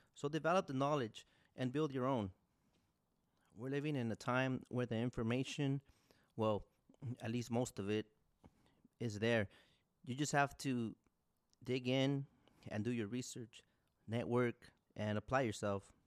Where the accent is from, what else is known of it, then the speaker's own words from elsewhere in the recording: Orange Cove, California, United States; also born or lived in Fresno, California; I was born in Fresno, California. I grew up in Orange Cove, California